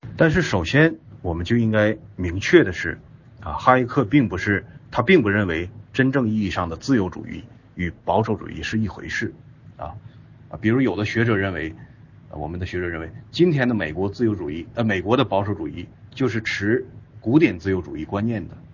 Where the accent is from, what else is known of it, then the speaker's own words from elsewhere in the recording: China; 我们中国人